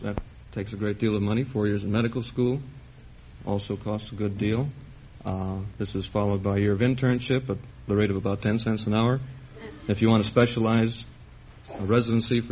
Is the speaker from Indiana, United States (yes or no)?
yes; East Chicago, Indiana, United States